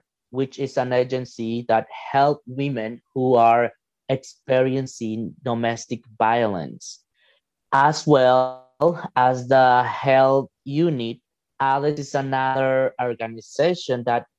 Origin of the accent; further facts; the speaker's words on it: El Salvador; now in Regina, Canada; I'm from El Salvador, but actually I'm living in Regina, Saskatchewan